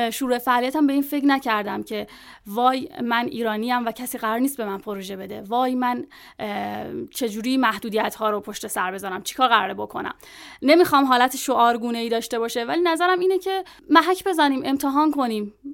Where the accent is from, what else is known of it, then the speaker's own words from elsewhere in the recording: Iran; ما هم ایرانی هستیم آره